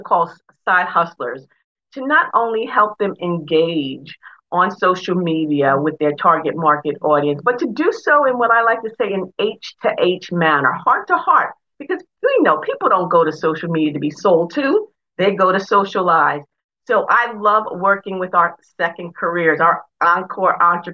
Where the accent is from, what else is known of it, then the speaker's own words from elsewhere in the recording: New York, United States; moved away as an adult; also born or lived in Delaware; I'm originally from New York